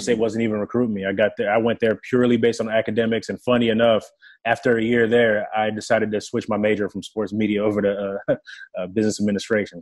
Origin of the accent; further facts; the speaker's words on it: Irving, Texas, United States; first language French; English is a second language; also born or lived in Democratic Republic of the Congo / Johannesburg, South Africa; So at seven years old, I get to Texas. I don't know the language. I wasn't fluent in English until I was nine years old